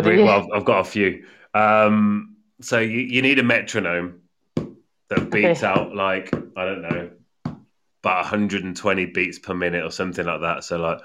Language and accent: English; United Kingdom; accent: English; now in Spain; but I have my own English accent within it. And people notice that, and it's often a topic of conversation that, you know, they say, ah, you know, you have an accent from here, but obviously you're not from here.